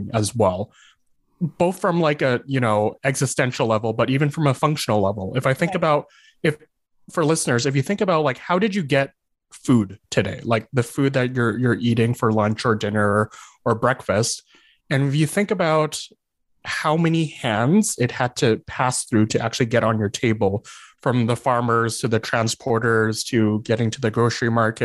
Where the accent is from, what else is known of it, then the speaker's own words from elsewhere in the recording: Calgary, Alberta, Canada; also born or lived in Lethbridge; I was born and raised in Calgary, but then I moved to Lethbridge to go to the university there.